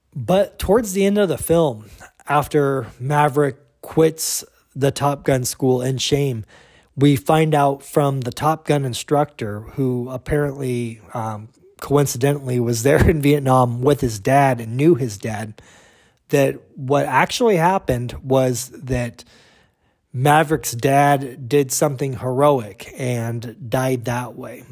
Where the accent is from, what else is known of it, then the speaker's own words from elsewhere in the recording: United States; we as the American viewing public